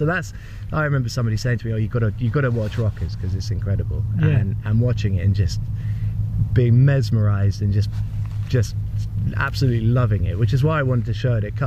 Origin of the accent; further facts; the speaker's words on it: United Kingdom; in Britain we're reserved